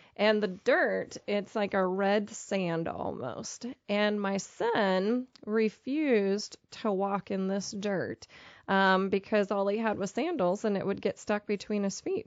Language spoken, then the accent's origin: English; Pennsylvania, United States; moved away as an adult; also born or lived in Pittsburgh, Pennsylvania; now in Topeka, United States; I grew up in Pennsylvania and spent most of my adult life in the Pittsburgh, Pennsylvania area